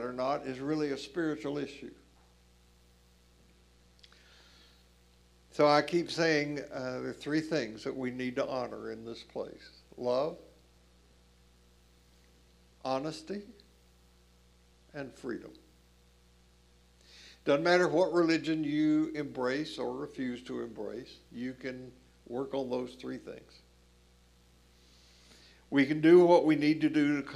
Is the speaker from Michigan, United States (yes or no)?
no; Columbia, Tennessee, United States; moved away as an adult; Columbia, Tennessee, where I grew up